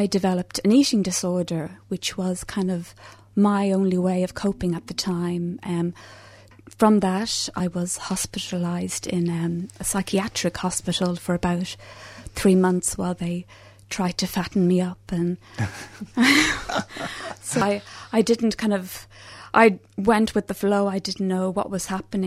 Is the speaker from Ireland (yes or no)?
yes; Dublin, Leinster, Ireland; moved away; I'm from Dublin, so I grew up in Ireland.